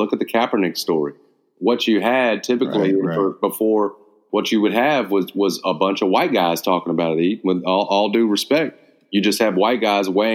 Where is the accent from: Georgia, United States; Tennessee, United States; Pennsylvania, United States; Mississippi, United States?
Tennessee, United States; Memphis; after growing up in Memphis and you're in your, you've lived Memphis